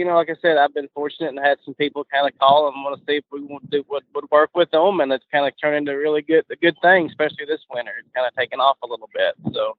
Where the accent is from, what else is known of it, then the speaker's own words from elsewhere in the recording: Tennessee, United States; moved away as an adult; now in Loxahatchee, United States; I've been down here 13 years. I am originally from Tennessee.